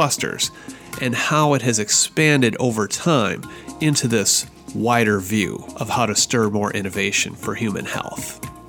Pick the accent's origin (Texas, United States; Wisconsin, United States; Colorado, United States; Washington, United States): Washington, United States; Seattle; my hometown of Seattle.